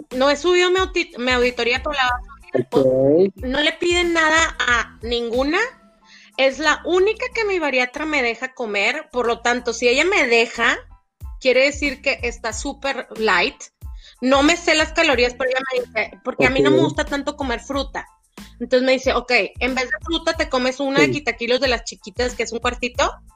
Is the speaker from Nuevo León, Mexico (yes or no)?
yes; Monterrey, Nuevo León, Mexico; por algo somos regios